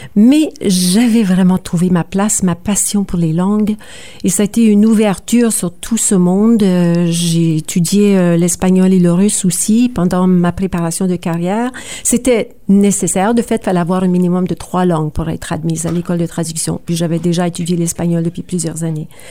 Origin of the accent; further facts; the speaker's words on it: Sudbury, Ontario, Canada; also born or lived in Kapuskasing, Ontario; je suis née à Kapuskasing, une petite communauté du nord de l'Ontario. Euh, j'ai grandi à Sudbury